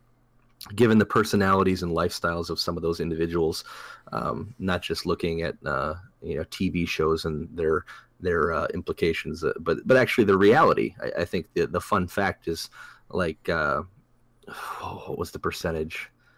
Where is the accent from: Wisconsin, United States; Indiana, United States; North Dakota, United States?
Wisconsin, United States; we're from Wisconsin.